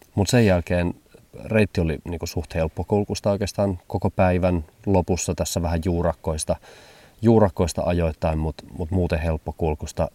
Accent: Hamburg, Germany; moved away; mä vietin lapsuuteni suurkaupungissa Hampurissa

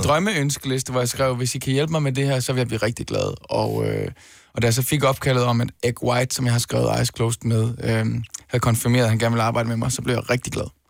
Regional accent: Denmark; Danmark i første omgang, fordi det er mit hjemland

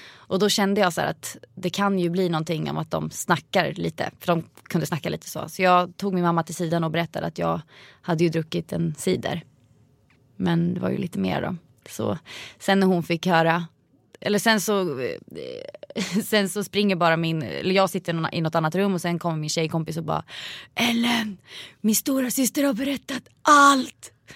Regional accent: Vingåker, Södermanland, Sweden; Vingåker där jag kommer ifrån

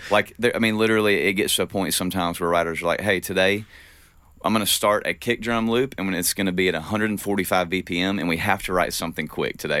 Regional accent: the South, United States; growing up in the South

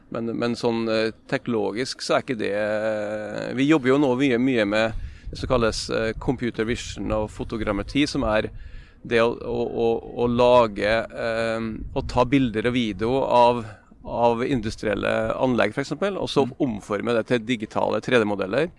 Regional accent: Nordmøre, Møre og Romsdal, Norway; jeg som nordmøring

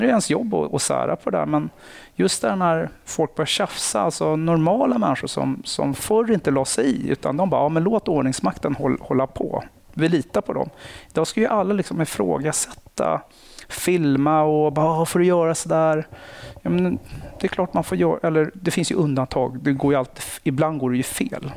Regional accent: Nacka, Stockholm County, Sweden; jag kommer från Nacka. Aha. Eh, villaområde, haft det bra, lugnt mm. och stilla. Eh, sen så har jag gått ute i skola ute i Nacka

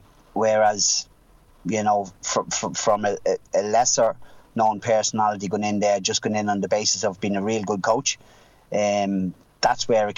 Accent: Leinster, Ireland; I found it easier in Louth because I'm from Louth. I was passionate about Louth.

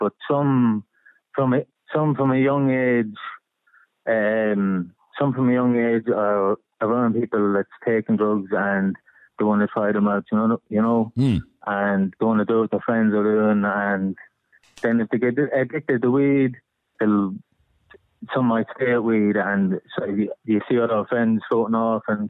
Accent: Dundalk, Leinster, Ireland; now in Florida, United States; I'm originally from Dundalk, but living in Florida now.

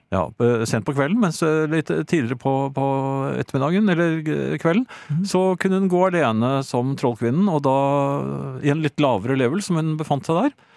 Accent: Norway; also born or lived in Oslo; jeg er fra Norge

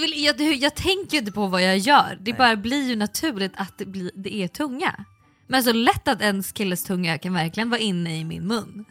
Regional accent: Sweden; vi är svenskar

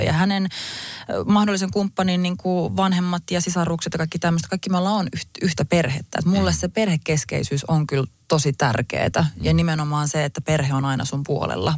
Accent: Finland; mun äiti on kiinalainen ja mä oon kasvanut kuitenkin Suomessa

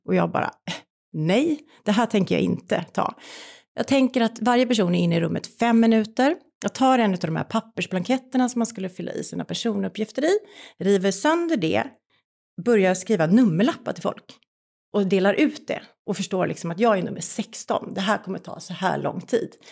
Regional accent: Gothenburg, Västra Götaland, Sweden; Jag kommer från Göteborg

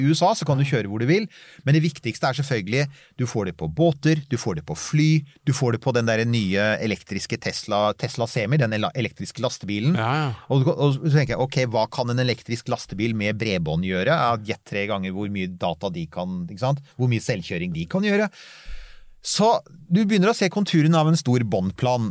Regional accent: Bærum, Akershus, Norway; nå hørtes jeg veldig oslosk ut, men jeg vokste opp i Bærum

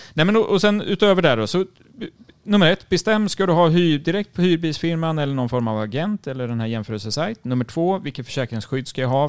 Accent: Sweden; som svensk

